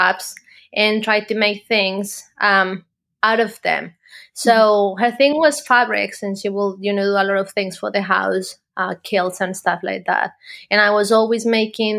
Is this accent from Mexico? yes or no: no; Colombia; moved away as an adult; now in United Kingdom; So I am from Colombia originally. I live now in the UK. I've lived here for the last 8 years